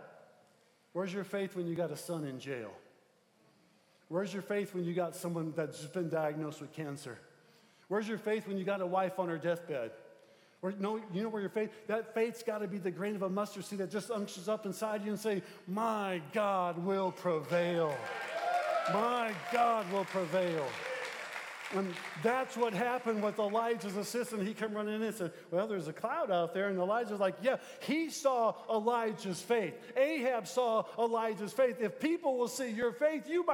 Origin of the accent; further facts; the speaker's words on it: Midwest, United States; we're from the Midwest